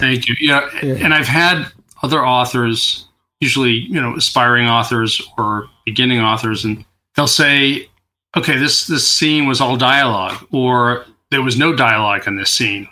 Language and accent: English; New York, United States; also born or lived in Queens; now in California, United States; I grew up in New York